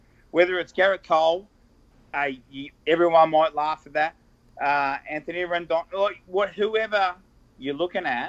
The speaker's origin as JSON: {"language": "English", "region": "Victoria", "country": "Australia", "said": "I'm from Victoria and we drink Victoria Bitter or Carlton Draft."}